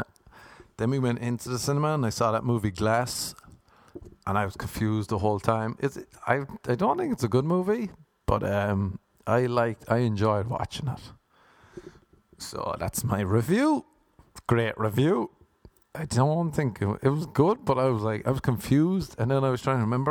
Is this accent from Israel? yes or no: no; Ireland; now in United States; I'm Irish